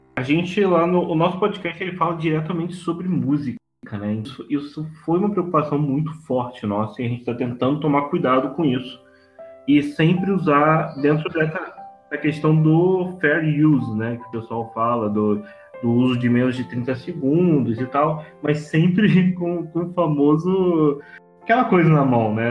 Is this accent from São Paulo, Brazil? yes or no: no; Rio de Janeiro, Brazil; accent: carioca; now in Petrópolis, Brazil; Eu sou carioca, por isso esse sotaque que hoje está muito evidente nessa gravação